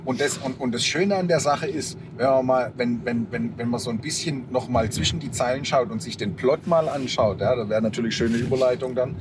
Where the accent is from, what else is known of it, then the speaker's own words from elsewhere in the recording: Germany; bei uns in Deutschland